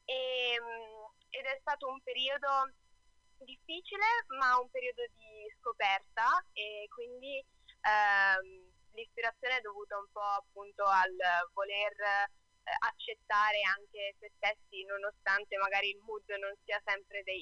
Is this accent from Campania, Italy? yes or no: no; Brescia, Lombardy, Italy; Allora, c'è da dire che io sono bresciana, ma mia madre è bolognese, quindi in realtà sono anche mezza bolognese.